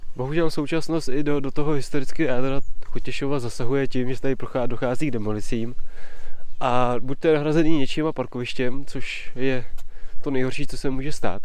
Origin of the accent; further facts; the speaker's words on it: Touškov area, Plzeň Region, Czechia; krajem mého dětství, eh, kolem Čemín, Touškova